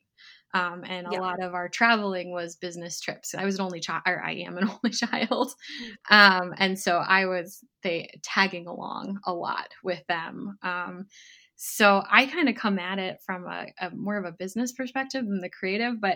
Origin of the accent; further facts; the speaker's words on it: Rye, New York, United States; also born or lived in Michigan; I was born in Michigan, but we actually moved to New York when I was five. So mainly I grew up in Rye, New York